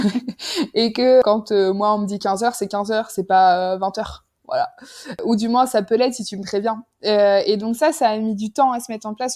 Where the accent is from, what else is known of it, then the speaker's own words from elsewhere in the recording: France; moved away as an adult; now in Jordan; je suis française